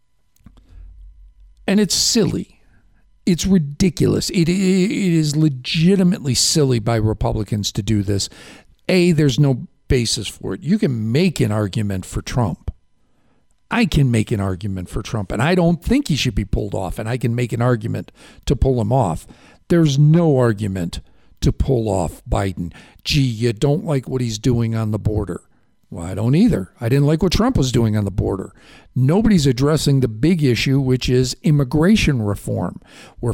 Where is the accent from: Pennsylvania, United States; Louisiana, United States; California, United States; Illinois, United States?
Illinois, United States; Chicago; now in New York, United States; I grew up in Chicago.